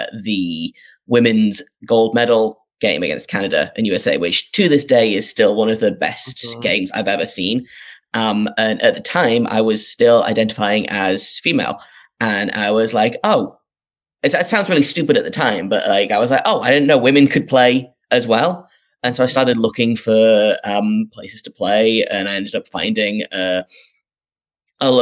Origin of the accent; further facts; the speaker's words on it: North East England, United Kingdom; I grew up in the northeast of England, if people can't tell from my accent.